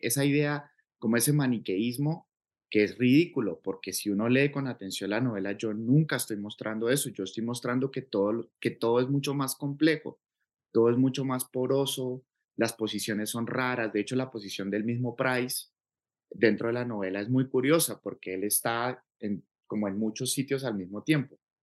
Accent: Cauca, Colombia; yo crecí aquí en el Cauca

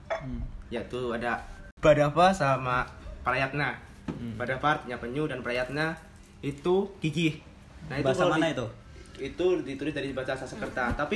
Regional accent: Lampung, Indonesia; also born or lived in Yogyakarta; aku sih murni apa lahir dari Jogja, cuman dari SD karena bapak pindah tugas jadi ke Lampung.

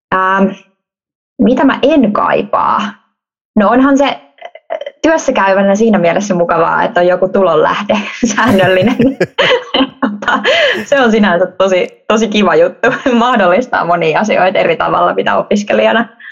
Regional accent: Helsinki, Uusimaa, Finland; moved away as an adult; also born or lived in Vaasa; Helsingistä, Helsingistä Pohjois-Helsingistä ponnistan

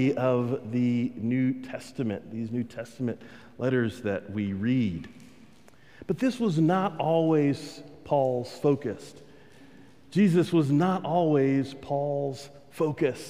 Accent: Texas, United States; I'm a Texan

